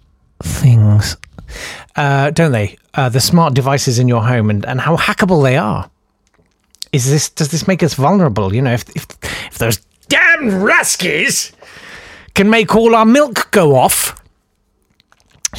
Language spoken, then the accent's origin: English; United Kingdom